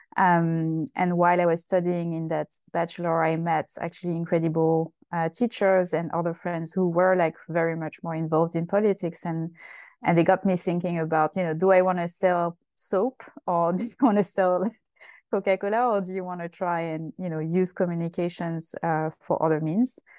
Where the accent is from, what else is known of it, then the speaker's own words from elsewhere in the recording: Essonne, southern suburb of Paris, Île-de-France, France; moved away as an adult; I'm from France. I was born in uh, the southern suburb of Paris, uh, which is called Essonne, uh, and uh, I grew up there until uh, uh, you know quite late, my late twenties.